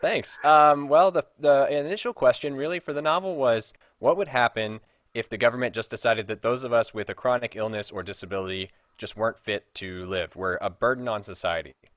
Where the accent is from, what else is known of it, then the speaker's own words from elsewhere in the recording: Frankfort, Kentucky, United States; moved away; I'm originally from Frankfort, Kentucky